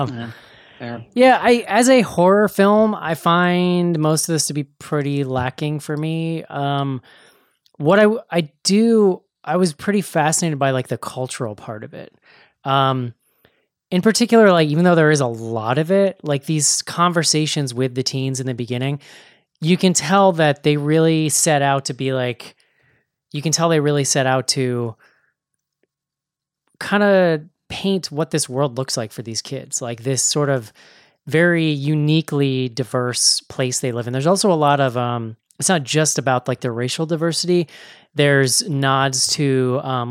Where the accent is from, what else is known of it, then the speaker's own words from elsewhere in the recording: United States; as an American